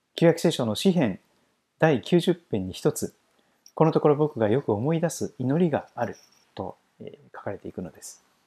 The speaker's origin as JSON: {"language": "Japanese", "area": "Shikoku", "region": "Kochi", "country": "Japan", "tie": "born or raised there", "moved": "yes", "lives_now": "Saitama, Japan", "said": "私、四国の高知県出身ですから"}